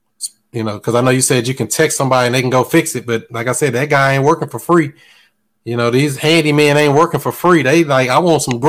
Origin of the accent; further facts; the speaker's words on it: Bridgeport, Connecticut, United States; now in Raleigh, United States; I live in Raleigh, but I'm from Bridgeport, Connecticut.